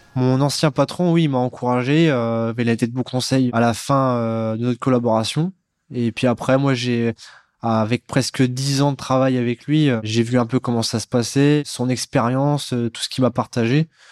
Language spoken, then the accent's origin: French; Neuilly-sous-Clermont, Hauts-de-France, France; je viens de Neuilly sous Clermont dans l'Oise